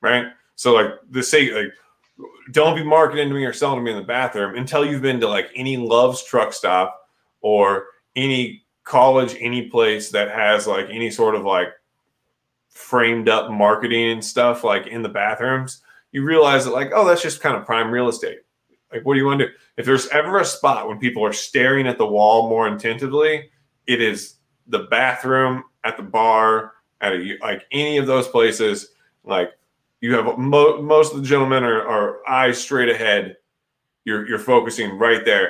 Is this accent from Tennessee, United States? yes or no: no; Missouri, United States; growing up in Missouri